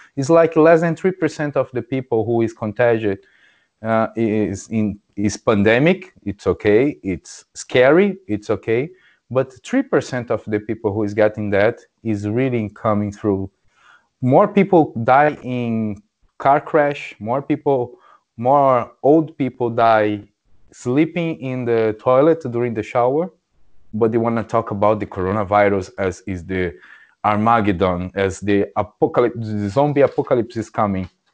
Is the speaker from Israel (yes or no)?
no; Brazil; English is a second language; moved away; I'm from Brazil